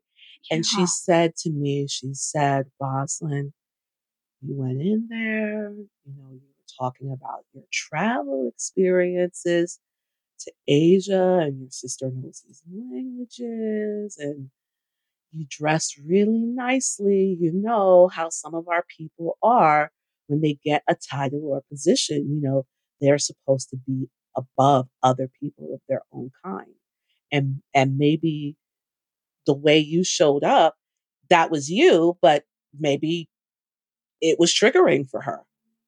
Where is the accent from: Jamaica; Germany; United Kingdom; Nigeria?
Jamaica; I'm Jamaican.